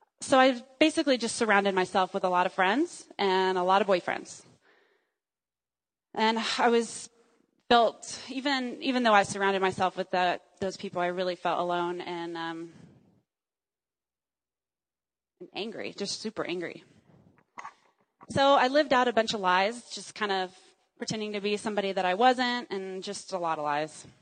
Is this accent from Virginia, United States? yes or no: no; Dallas, Texas, United States; also born or lived in Joplin, Missouri; I was raised as a Texan